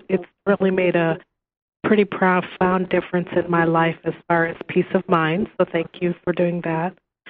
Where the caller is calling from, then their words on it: Lincoln, Nebraska, United States; I'm calling from Lincoln, Nebraska.